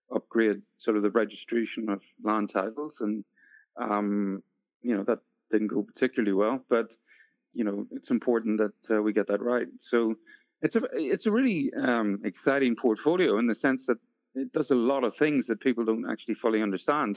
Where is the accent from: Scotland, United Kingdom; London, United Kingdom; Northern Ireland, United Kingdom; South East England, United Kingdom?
Northern Ireland, United Kingdom; moved away as an adult; also born or lived in Sydney, Australia; now in New Zealand; I'm originally from Northern Ireland